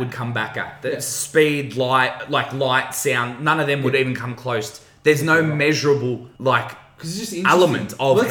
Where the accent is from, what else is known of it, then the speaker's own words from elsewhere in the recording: Australia; I'm Aussie